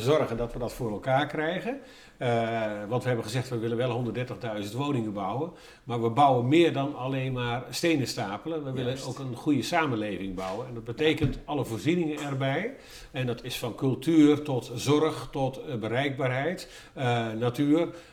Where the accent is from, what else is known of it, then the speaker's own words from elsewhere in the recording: Groningen, Netherlands; now in Lelystad, Netherlands; ik kom zelf uit een dorp, ik ben in Groningen geboren.